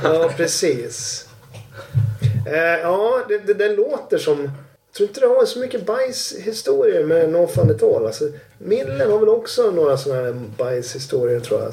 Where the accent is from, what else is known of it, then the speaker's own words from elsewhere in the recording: Sweden; som svensk